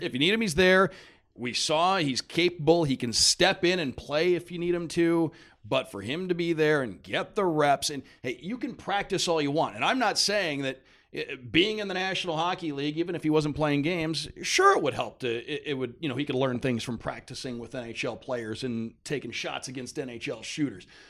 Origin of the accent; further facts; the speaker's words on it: Detroit, Michigan, United States; moved away; I grew up in Detroit